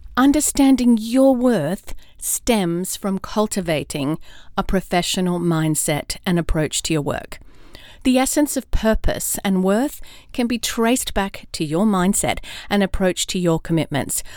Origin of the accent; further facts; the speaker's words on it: Australia; also born or lived in London, United Kingdom / California, United States; now in Atlanta, United States; Now I'm an Aussie in Atlanta, Georgia, USA